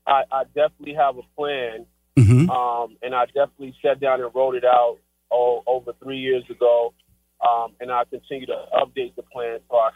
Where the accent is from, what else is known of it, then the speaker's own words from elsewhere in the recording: Riverdale, Georgia, United States; I was raised in Riverdale, Georgia